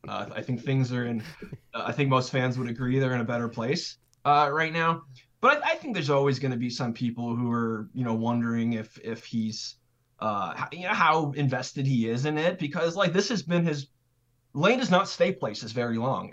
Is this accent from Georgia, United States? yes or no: no; California, United States; moved away; also born or lived in Idaho / Wyoming / Boise; I'm from California, so, and, but I lived in, like, Mountain West territory, so, like, Idaho, Wyoming